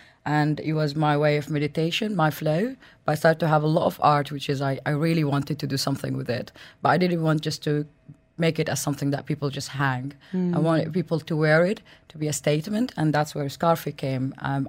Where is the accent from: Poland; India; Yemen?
Yemen; moved away; also born or lived in Sudan; I come from Sudan. I grew up in Yemen